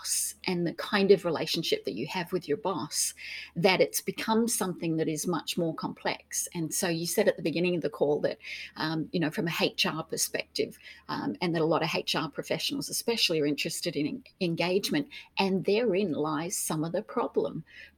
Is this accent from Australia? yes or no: yes; Australia; accent: Australian; moved away as an adult; also born or lived in United Kingdom; So originally Australian, so British born, a German mum, a British dad, grew up in Australia. And then left in the, when I was in my early 20s